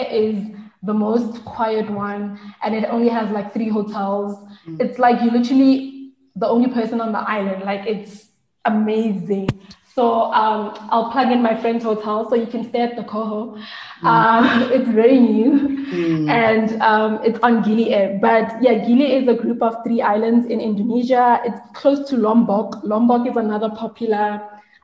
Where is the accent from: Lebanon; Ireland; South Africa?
South Africa; I'm South African